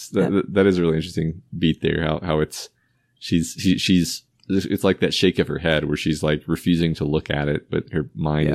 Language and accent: English; Texas, United States; I do, although I still don't understand why we talk about Alamo so much. But even as a Texan.